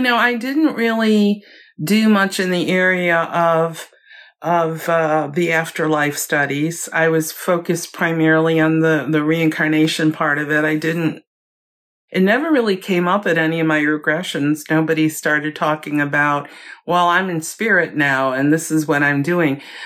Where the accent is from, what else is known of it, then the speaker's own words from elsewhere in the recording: Chicago, Illinois, United States; moved away; also born or lived in Virginia; I was born and raised in Chicago